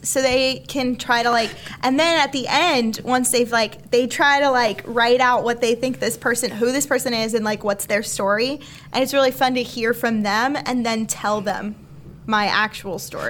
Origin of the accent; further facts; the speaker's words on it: Alaska, United States; I was born in Alaska.